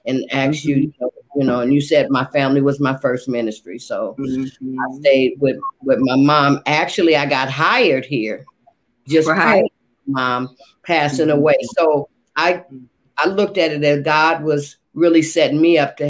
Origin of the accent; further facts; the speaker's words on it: Oakland, California, United States; moved away as an adult; also born or lived in Los Angeles / Stockton; now in Sacramento, United States; I was born in Los Angeles, raised in Oakland